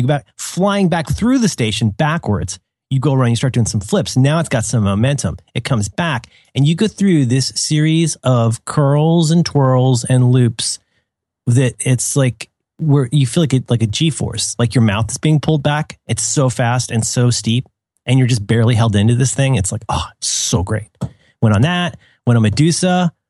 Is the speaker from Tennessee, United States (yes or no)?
no; Cincinnati, Ohio, United States; when I was a kid, so I grew up in Cincinnati, which has a, I don't know what it's called now, but it used to be called Kings Island.